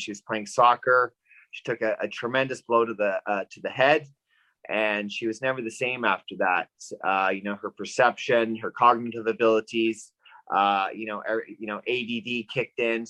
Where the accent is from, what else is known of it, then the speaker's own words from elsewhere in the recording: Vancouver, British Columbia, Canada; I'm from Vancouver, BC, Canada.